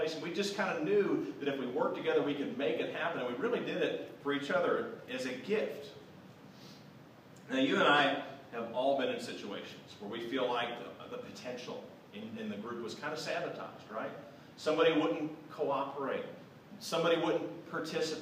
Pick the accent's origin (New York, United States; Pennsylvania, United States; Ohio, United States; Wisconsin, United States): Ohio, United States; Southwest; I grew up in Southwest Ohio